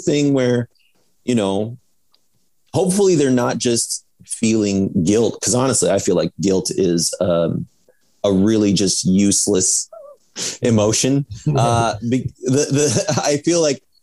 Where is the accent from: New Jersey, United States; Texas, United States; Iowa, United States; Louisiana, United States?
Iowa, United States; growing up in Iowa